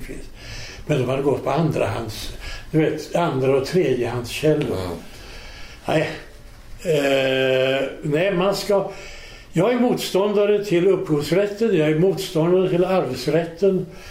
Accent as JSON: {"language": "Swedish", "country": "Sweden", "said": "som svensk"}